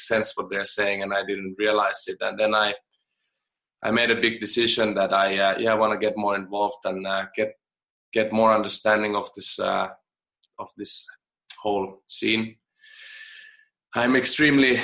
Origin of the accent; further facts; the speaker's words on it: Finland; moved away; I'm from Finland originally, and I grew up in an environment where crying and a man crying was a little bit like a taboo